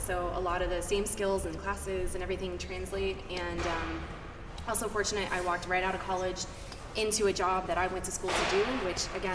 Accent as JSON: {"language": "English", "region": "Central Florida", "country": "United States", "tie": "born or raised there", "moved": "as an adult", "said": "born and raised in Central Florida. I lived there for 22 years"}